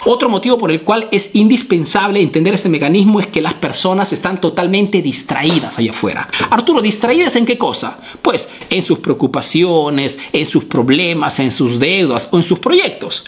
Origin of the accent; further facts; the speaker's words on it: Peru; now in Italy; soy un emprendedor peruano que radica, vive aquí en Italia